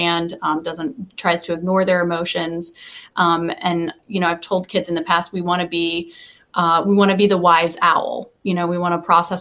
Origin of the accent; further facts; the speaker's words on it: United States; I grew up in Polk County